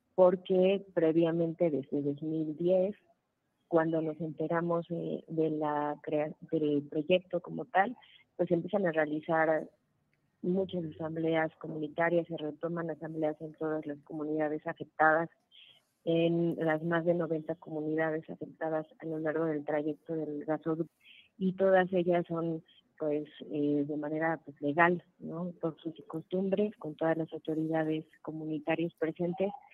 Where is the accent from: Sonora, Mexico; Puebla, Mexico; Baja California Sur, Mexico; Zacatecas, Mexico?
Puebla, Mexico; somos integrantes del Frente de Pueblos en Defensa de la Tierra y el Agua, de Morelos, Puebla y Tlaxcala, en mi caso de Puebla